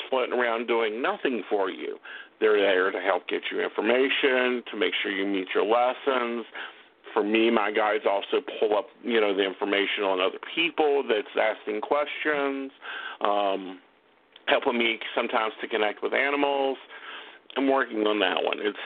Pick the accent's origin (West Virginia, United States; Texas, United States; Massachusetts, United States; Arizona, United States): West Virginia, United States; Oak Hill; I am from Oak Hill, West Virginia. But, you know, and that's a little tiny town